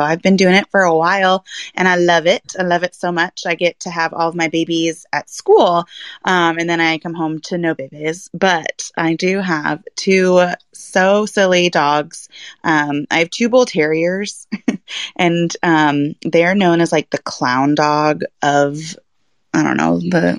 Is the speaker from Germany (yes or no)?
yes; Germany; I grew up in Germany, and so traveling has kind of been how I was raised and how I grew up.